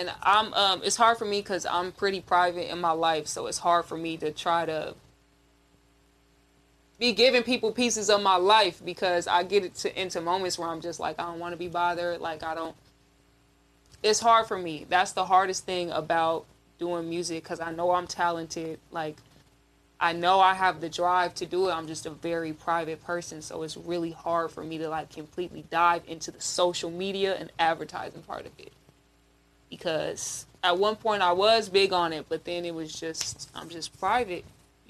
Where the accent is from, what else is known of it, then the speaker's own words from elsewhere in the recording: Camden, Arkansas, United States; born there; No, I was raised out here, but I was born in Arkansas. That's where my family is from. Arkansas.